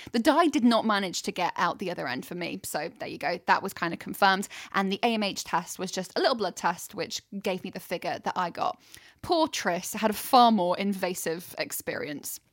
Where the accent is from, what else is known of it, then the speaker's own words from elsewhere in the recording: United Kingdom; we're so British